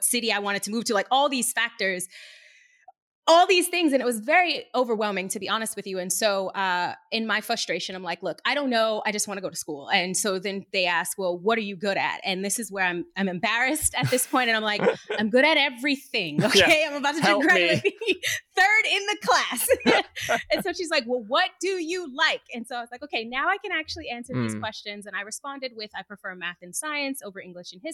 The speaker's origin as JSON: {"language": "English", "town": "Boston", "region": "Massachusetts", "country": "United States", "tie": "born or raised there", "also_born_or_lived": "Arlington, Massachusetts", "moved": "as an adult", "said": "I'm born and raised in Boston. This is my city. This is where I'm from"}